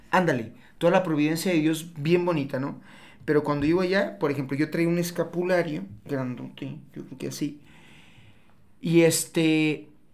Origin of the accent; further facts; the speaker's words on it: Tepatitlán de Morelos, Jalisco, Mexico; moved away as an adult; now in Guadalajara, Mexico; Después me vine aquí a Guadalajara, soy de Tepa, soy de Tepa, me vine a Guadalajara hace 10 años